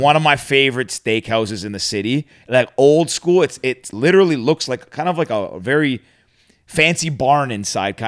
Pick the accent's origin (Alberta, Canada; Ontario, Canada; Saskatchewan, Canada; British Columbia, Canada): Ontario, Canada; Mississauga; I grew up uh, I grew up in Mississauga